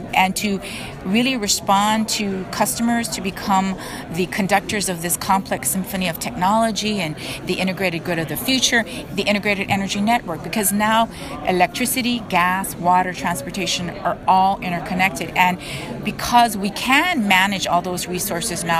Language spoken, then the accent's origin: English; Hawaii, United States; born and raised in Hawaii, even though I went away to the mainland